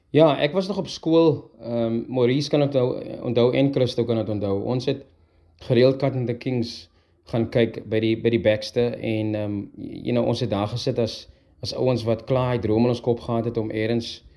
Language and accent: Afrikaans; Heidelberg, Western Cape, South Africa; ons het saam groot geword. Ons is van Heidelberg af